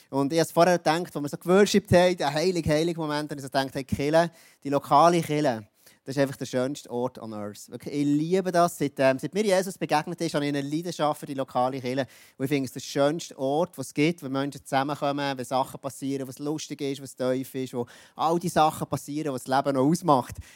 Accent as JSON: {"language": "German", "region": "Jura", "country": "Switzerland", "tie": "born or raised there", "said": "Ich bin im Jura aufgewachsen. Und der Jura ist ja bekannt für, ähm, das ist ein bisschen wild dort alles"}